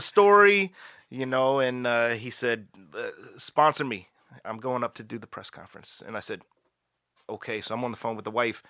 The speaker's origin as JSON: {"language": "English", "region": "Maryland", "country": "United States", "moved": "yes", "lives_now": "Canada", "said": "I'm from Maryland"}